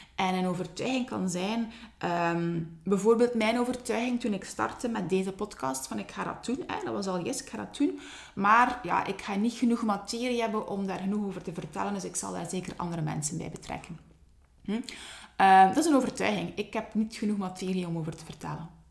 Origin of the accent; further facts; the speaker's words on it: Ghent, Flanders, Belgium; accent: Ghent; mijn Gens accent